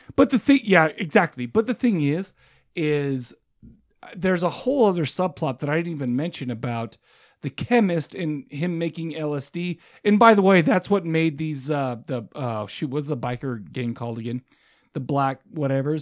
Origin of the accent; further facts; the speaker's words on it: United States; I'm an American.